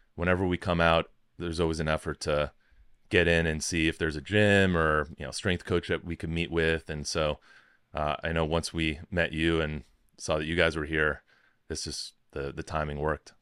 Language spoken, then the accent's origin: English; Chicago, Illinois, United States; moved away as an adult; also born or lived in Rochester, New York / Washington, District of Columbia, United States; I grew up in Chicago